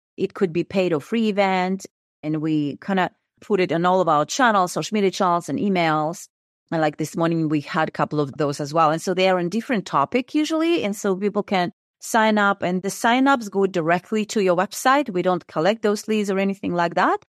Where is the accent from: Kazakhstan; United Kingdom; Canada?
Kazakhstan; moved away as an adult; I am originally from Kazakhstan. I was born and raised there.